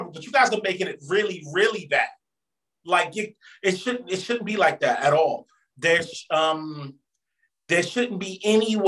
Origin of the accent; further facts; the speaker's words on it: D.C. area, Maryland, United States; Growing up in the Maryland, D.C. area